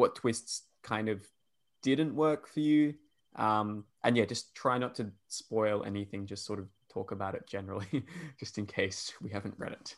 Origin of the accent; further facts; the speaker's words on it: Perth, Western Australia, Australia; accent: Australian; Insulting my country, Rob, because that's how we all sound here